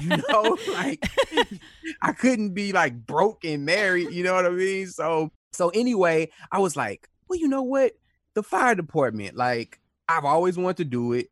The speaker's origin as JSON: {"language": "English", "town": "Houston", "region": "Texas", "country": "United States", "tie": "born or raised there", "said": "So, I was born in Houston, Texas. I'm from Houston, Texas, a neighborhood called South Park."}